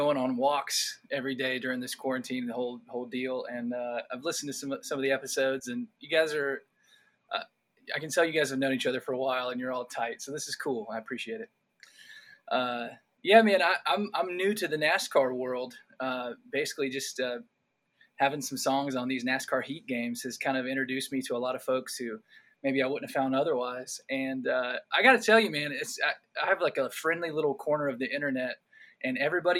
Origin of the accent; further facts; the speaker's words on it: North Carolina, United States; growing up in North Carolina, I went to Appalachian State for college